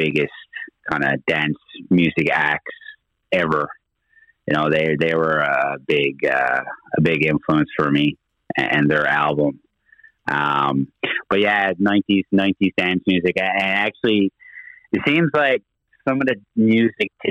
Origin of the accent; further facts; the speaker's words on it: Torbay, Newfoundland and Labrador, Canada; I'm actually from Torbay area